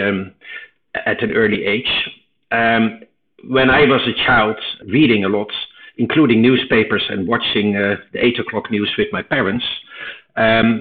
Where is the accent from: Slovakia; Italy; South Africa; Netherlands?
Netherlands; eastern Netherlands; English is a second language; moved away as an adult; also born or lived in United States; I was born in Holland in the 60s, and I grew up in a very quiet Robin Hood type of place in the east of Holland